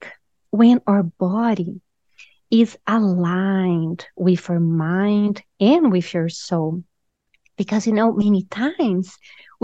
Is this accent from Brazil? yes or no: yes; Brazil; also born or lived in Raleigh, North Carolina; now in Carolina Beach, United States; I'm originally from Brazil. So in Brazil, we're very spiritual